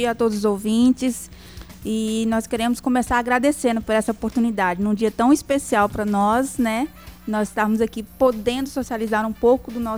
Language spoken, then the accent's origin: Portuguese; Mato Grosso, Brazil; also born or lived in Piranhas, Goiás; ah, só que eu cresci em Mato Grosso, né?